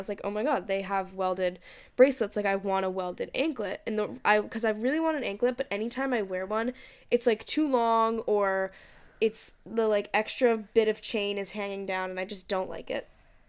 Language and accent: English; Boston, Massachusetts, United States; Like, where are you from? And please. I was like, Boston.